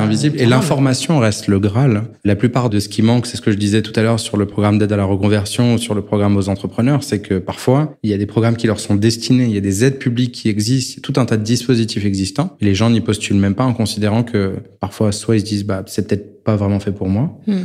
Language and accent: French; France